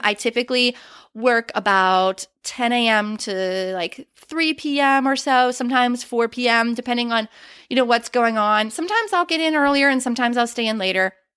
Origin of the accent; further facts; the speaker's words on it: Western Pennsylvania, United States; moved away; I am originally from Western Pennsylvania